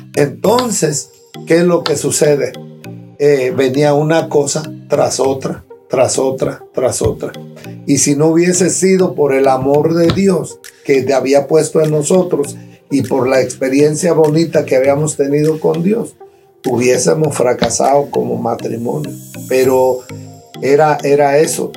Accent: Cherán, Michoacán, Mexico; moved away; nosotros nos casamos en, mi pueblo, en Cherán

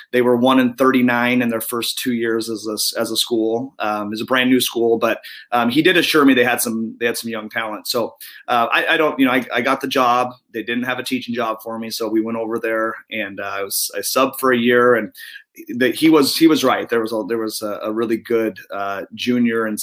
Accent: Spokane, Washington, United States; now in Vancouver, United States; I grew up in Spokane, played for Bill Ayers at Mount Spokane High School

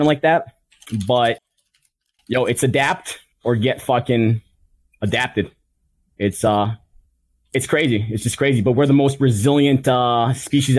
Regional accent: Chicago, Illinois, United States; I'm from Chicago

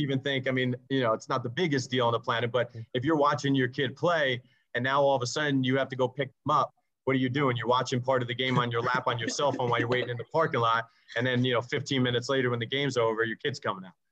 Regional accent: New York City, New York, United States; I grew up in Staten Island

